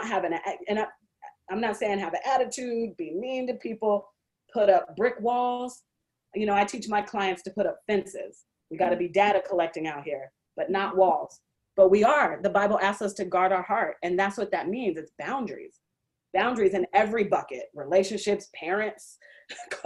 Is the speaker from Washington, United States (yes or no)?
yes; Seattle, Washington, United States; moved away as an adult; also born or lived in Indianapolis; I grew up in Seattle